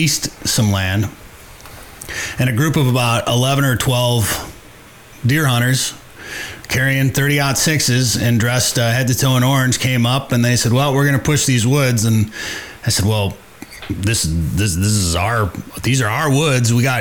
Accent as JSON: {"language": "English", "region": "northwest Wisconsin", "country": "United States", "tie": "born or raised there", "said": "I grew up deer hunting in northwest Wisconsin"}